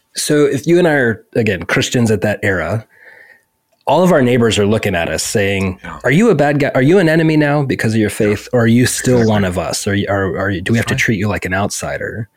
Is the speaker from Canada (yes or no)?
no; United States; as an American